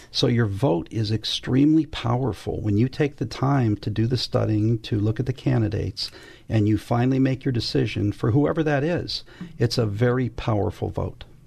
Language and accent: English; West Covina, California, United States; also born or lived in Los Angeles, California; my parents took me home to a place called West Covina, California. But back when I grew up, it, there wasn't much there.